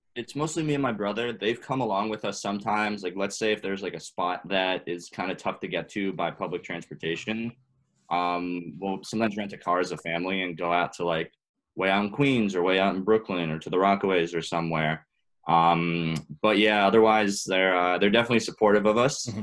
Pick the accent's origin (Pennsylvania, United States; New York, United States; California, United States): New York, United States; New York City; also born or lived in Boston; I was uh, born and raised in New York, uh, in Manhattan, actually